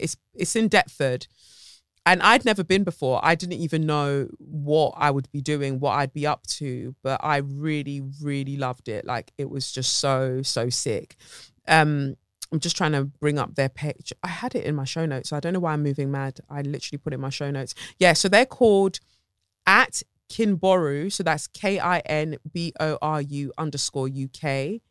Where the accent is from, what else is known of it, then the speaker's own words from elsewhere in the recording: Lagos, Nigeria; moved away; Lagos, Nigeria. My hometown